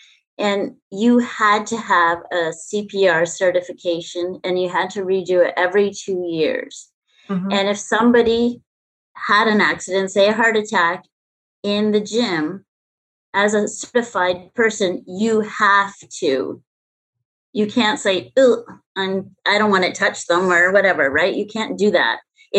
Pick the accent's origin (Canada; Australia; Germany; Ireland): Canada; I'm in Canada. I'm the Canadian here.